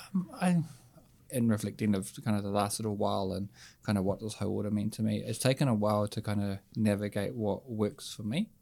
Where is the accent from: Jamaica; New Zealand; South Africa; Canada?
New Zealand; Hutt Valley, Wellington; from the Hut